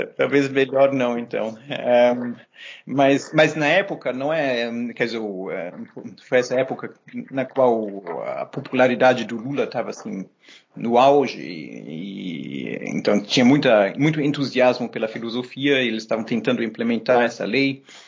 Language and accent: Portuguese; São Paulo, Brazil; moved away as an adult; also born or lived in Germany / Berlin / Jerusalem; now in Montreal, Canada; os meus pais resolveram voltar e a gente foi para o Brasil, uh, de uma cidadezinha pequena na Alemanha, a gente mudou para São Paulo